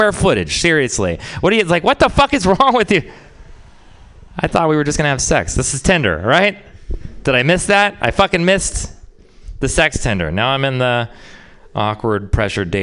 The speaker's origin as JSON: {"language": "English", "region": "Texas", "country": "United States", "said": "I'm from Texas"}